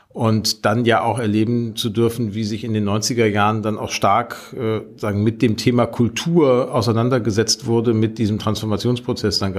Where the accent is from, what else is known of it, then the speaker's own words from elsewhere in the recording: Gelsenkirchen, North Rhine-Westphalia, Germany; Also Gelsenkirchen, meine Heimatstadt, hat 1968 so viel Stahl gekocht wie keine andere Stadt in Europa